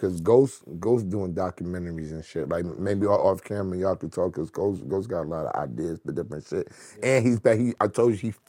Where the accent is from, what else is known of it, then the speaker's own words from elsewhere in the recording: New York, United States; I'm from New York.